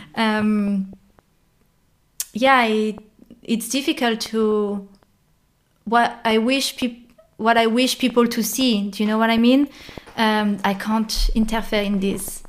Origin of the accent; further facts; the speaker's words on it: France; moved away as an adult; now in Germany; i'm a french girl in germany